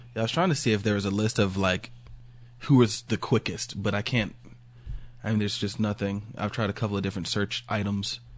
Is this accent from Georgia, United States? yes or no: yes; Georgia, United States